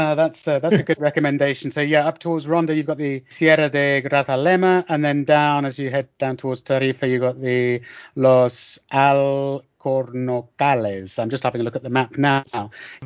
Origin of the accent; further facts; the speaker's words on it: United Kingdom; I'm intrigued by Gibraltar, particularly obviously being British.